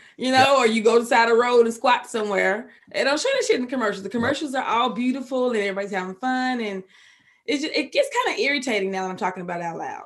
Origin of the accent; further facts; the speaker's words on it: Waco, Texas, United States; I'm from that city next to where David Koresh did his thing at. But yeah, born and raised, and I'm a country girl.